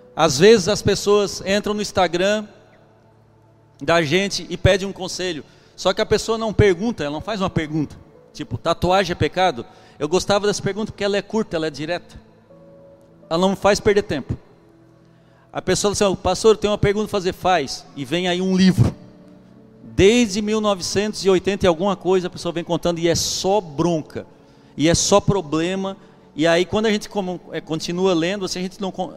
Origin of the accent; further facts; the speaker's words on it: Brazil; Eu sou brasileiro